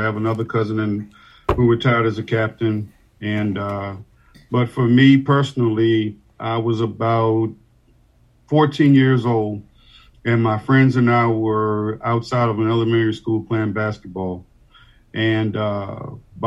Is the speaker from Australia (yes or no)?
no; Washington, District of Columbia, United States; moved away as an adult; now in Annapolis, United States; Originally born and raised in Washington, D.C.